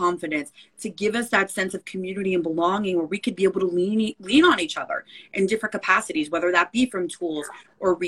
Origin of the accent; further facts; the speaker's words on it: Belleville, New Jersey, United States; moved away as an adult; now in Brooklyn, United States; I grew up in Belleville, New Jersey, North Newark, so Essex County, so northern New Jersey.